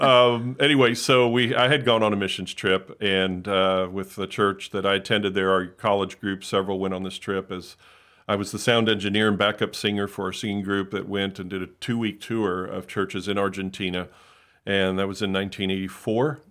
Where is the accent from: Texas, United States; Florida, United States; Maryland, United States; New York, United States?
Florida, United States; Hollywood; I grew up in South Florida in the Miami, Fort Lauderdale area, Hollywood specifically